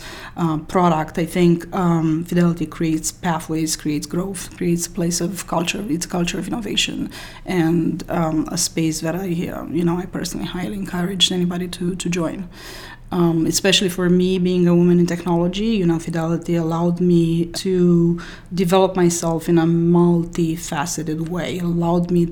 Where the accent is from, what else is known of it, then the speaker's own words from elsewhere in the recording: Romania; moved away as an adult; also born or lived in France; now in United States; I was born in Romania. My undergrad studies were in computer science in Romania